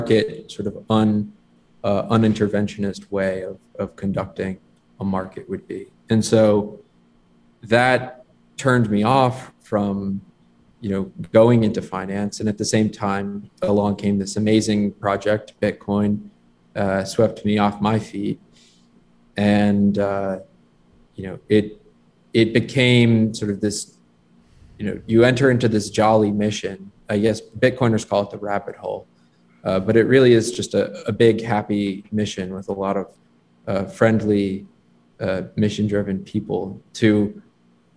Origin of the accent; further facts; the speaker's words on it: Fairfield County, Connecticut, United States; I'm from Connecticut, Fairfield County